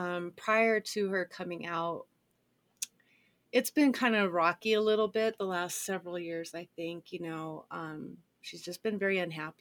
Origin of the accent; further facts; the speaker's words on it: Colorado, United States; I'm a Colorado native as well.